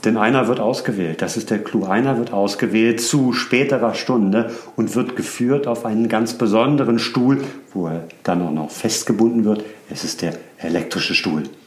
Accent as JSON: {"language": "German", "region": "Hamburg", "country": "Germany", "tie": "born or raised there", "moved": "yes", "lives_now": "Berlin, Germany", "said": "Ich bin der gebürtige Hamburger"}